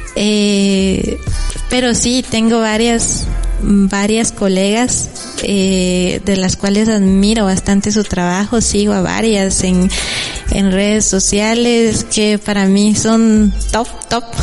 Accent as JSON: {"language": "Spanish", "town": "San Juan Comalapa", "region": "Chimaltenango", "country": "Guatemala", "said": "mi pueblo"}